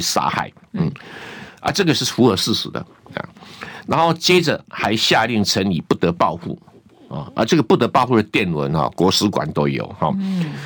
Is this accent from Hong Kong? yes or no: no; Taiwan; 我们台湾人